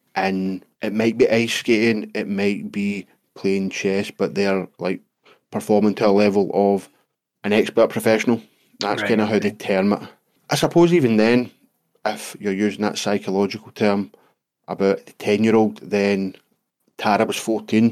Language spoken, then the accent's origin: English; United Kingdom; our being British